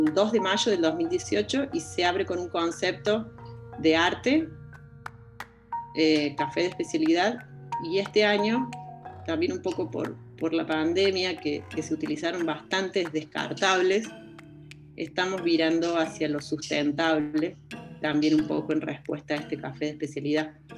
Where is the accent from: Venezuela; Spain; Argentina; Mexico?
Argentina; interior of Córdoba; now in Córdoba, Argentina; Yo soy, de, soy del interior de Córdoba, pero hace bastante me vine a estudiar a Córdoba y bueno, acá me quedé